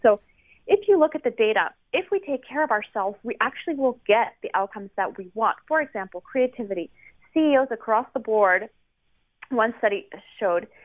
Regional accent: France; now in United States; I'm from France originally.

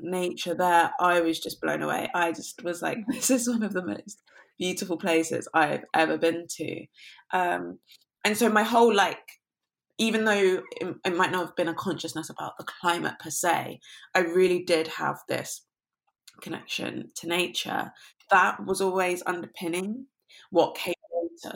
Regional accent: London, United Kingdom; growing up I grew up in London, but the part of London I grew up in was quite leafy

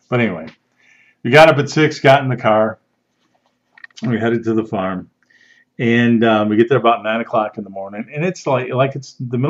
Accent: outside of Chicago, Illinois, United States; I grew up outside of Chicago, never been on a farm

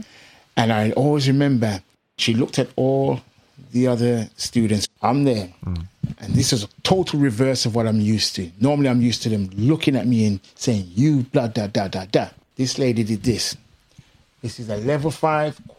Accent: Birmingham, West Midlands, United Kingdom; accent: Caribbean; also born or lived in Jamaica / San Diego; I'm from Handsworth. We had top Handsworth and bottom Handsworth

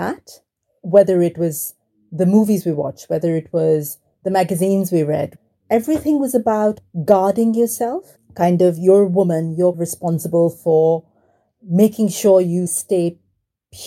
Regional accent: Mumbai, Maharashtra, India; moved away; I grew up in Mumbai in a very traditional Indian family in what was essentially a slum, so we were very poor.

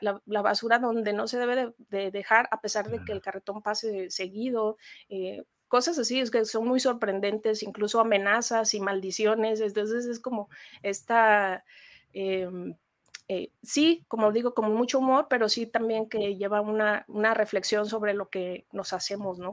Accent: Mexico; como mexicanos

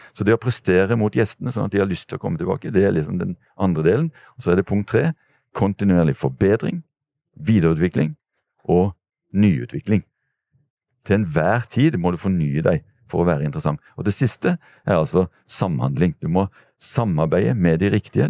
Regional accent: Kristiansand, Agder, Norway; fra der jeg kommer fra, fra Dyreparken

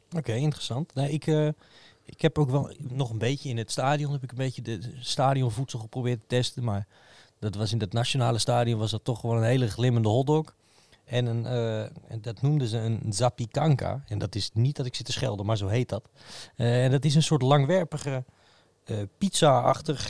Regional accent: Utrecht, Netherlands; als Utrechter

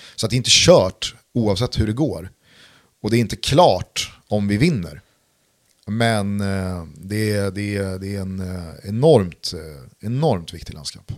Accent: Sweden; jag lever ju här och yeah. är svensk.

